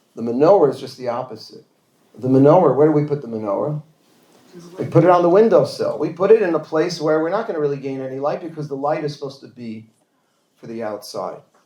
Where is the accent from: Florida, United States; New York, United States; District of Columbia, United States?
New York, United States; New York City; I grew up, we grew up in Forest Hills, Queens